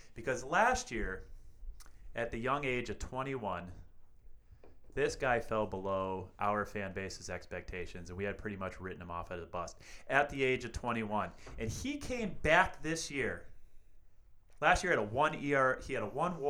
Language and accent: English; New England, United States; I grew up in New England.